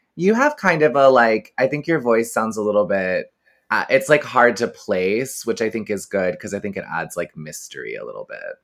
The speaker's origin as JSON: {"language": "English", "region": "Texas", "country": "United States", "tie": "born or raised there", "said": "I grew up in Texas"}